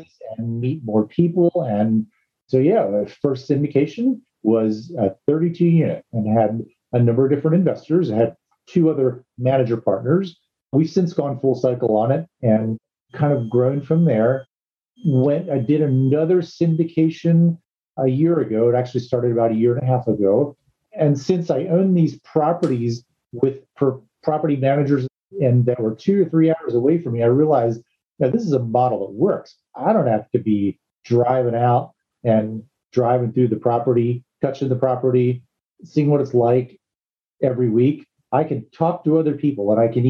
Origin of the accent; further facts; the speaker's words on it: East Coast, United States; moved away; I'm actually from the East Coast